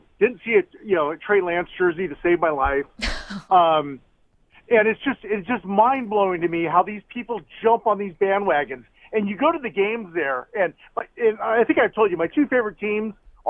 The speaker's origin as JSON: {"language": "English", "region": "Southern California", "country": "United States", "tie": "born or raised there", "said": "I grew up in SoCal."}